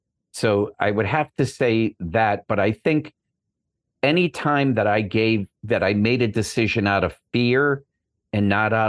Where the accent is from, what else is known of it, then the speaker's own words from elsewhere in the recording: Boston, Massachusetts, United States; I'm from Boston. So, you know, we had clam bakes